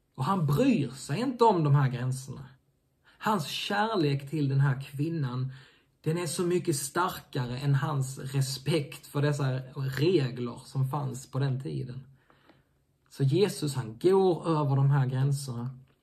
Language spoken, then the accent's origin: Swedish; Sweden; also born or lived in Helsingborg; oss svenskar